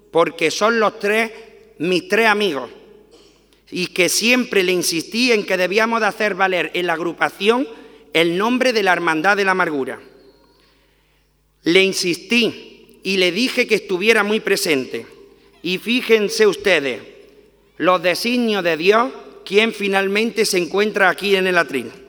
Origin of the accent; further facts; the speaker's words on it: Torre del Campo, Andalusia, Spain; now in Jaén, Spain; al Ayuntamiento de Torre del Campo, de mi pueblo